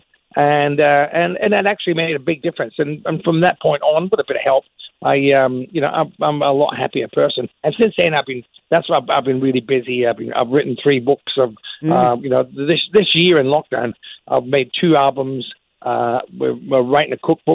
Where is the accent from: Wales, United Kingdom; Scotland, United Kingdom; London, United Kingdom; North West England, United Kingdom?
Scotland, United Kingdom; I'm a proud Scotsman